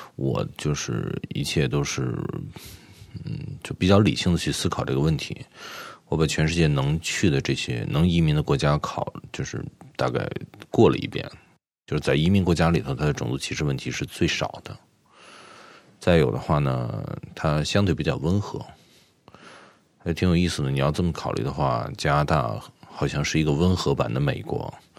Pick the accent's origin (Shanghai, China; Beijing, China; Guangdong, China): Beijing, China; moved away as an adult; now in New Brunswick, Canada; 我是初生在北京，出生在北京